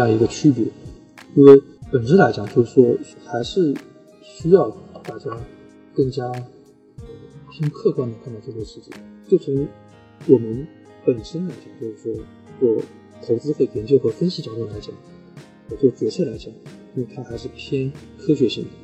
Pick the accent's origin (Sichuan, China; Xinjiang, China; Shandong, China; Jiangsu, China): Jiangsu, China; Suzhou; 我家乡苏州